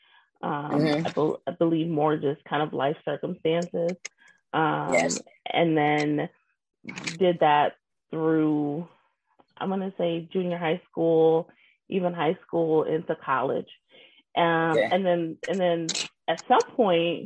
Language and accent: English; Zion, Illinois, United States; now in Wisconsin, United States; I'm originally from Zion, Illinois